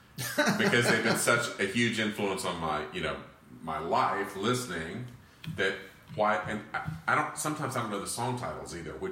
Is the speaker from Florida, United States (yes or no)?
yes; Florida, United States; accent: southern twang; Know I've got a little southern twang. I'm from Central Florida. I'm a fifth generation native Floridian.